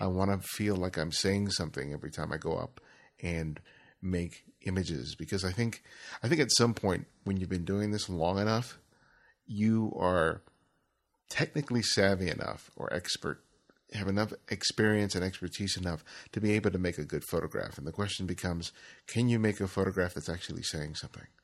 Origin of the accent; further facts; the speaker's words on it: Los Angeles, California, United States; when I grew up in Los Angeles, I grew up in South L